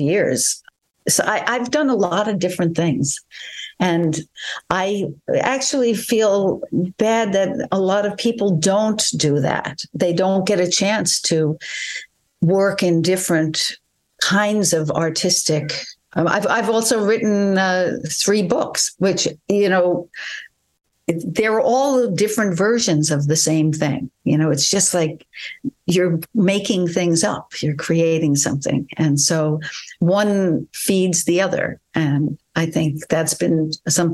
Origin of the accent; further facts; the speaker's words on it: New York, United States; I guess I am from New York. I would have to say that that's a very big part of my cultural interaction